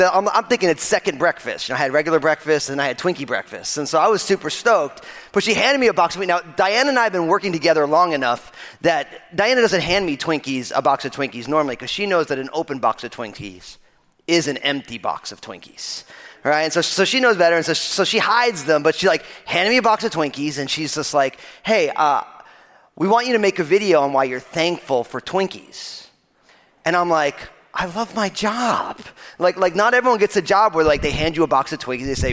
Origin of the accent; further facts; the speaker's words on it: New Jersey, United States; I'm from New Jersey